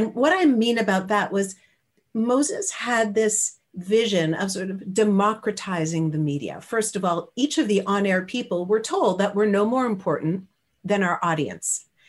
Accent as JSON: {"language": "English", "country": "Canada", "said": "I am Canadian, yeah, right?"}